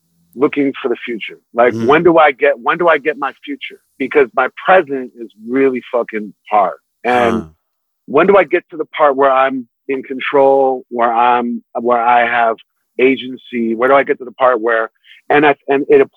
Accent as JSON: {"language": "English", "town": "New York City", "region": "New York", "country": "United States", "tie": "born or raised there", "also_born_or_lived": "Manhattan, New York", "said": "I moved to Brooklyn when I was 6 from Manhattan"}